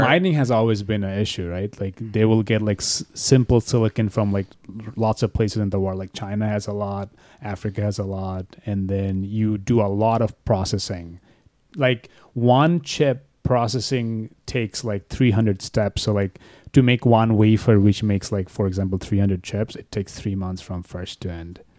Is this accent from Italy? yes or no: no; Bangladesh; moved away as an adult; now in United States; I'm from Bangladesh